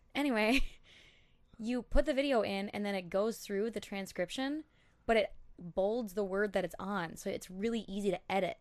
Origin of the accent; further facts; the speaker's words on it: Elk River, Minnesota, United States; also born or lived in Saint Paul, Minnesota; that's where I grew up, like, graduated from Elk River